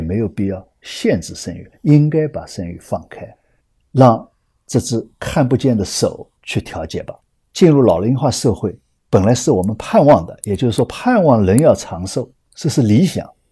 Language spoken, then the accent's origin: Chinese; China; 我们中国人